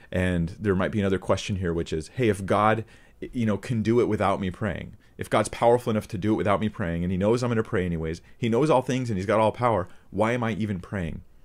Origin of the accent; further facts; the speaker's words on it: United States; as an American